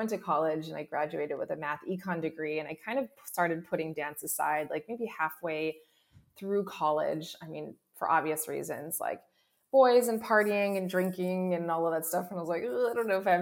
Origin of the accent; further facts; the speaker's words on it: Hawaii, United States; I grew up in Hawaii.